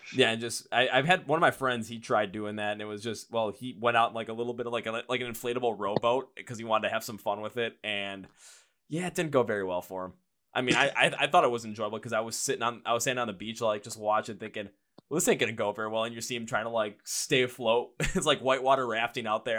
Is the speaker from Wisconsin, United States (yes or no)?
yes; Milwaukee, Wisconsin, United States; up here where I'm from, Milwaukee